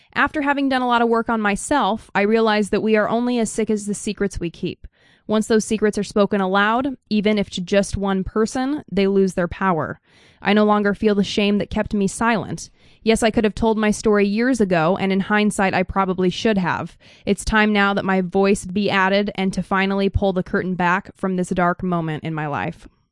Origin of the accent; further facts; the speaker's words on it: Idaho, United States; I'm from Idaho